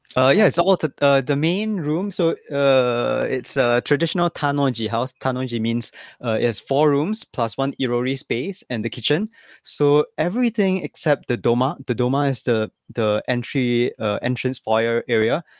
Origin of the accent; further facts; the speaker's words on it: Singapore; moved away as an adult; also born or lived in Tokyo, Japan / Kyoto, Japan; now in Ryujin, Japan; I came to Japan ten years ago, so I'm Singaporean.